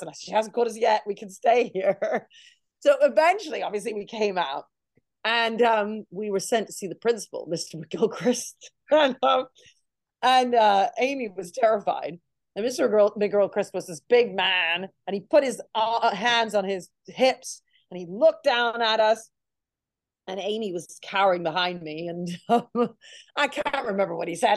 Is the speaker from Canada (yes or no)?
yes; Canada; now in United Kingdom; I grew up in Canada, so I was in grade one, year one